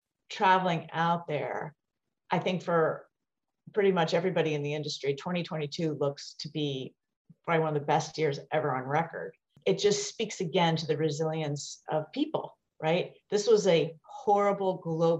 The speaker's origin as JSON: {"language": "English", "region": "West Virginia", "country": "United States", "also_born_or_lived": "Taiwan", "moved": "as an adult", "said": "I came from West Virginia"}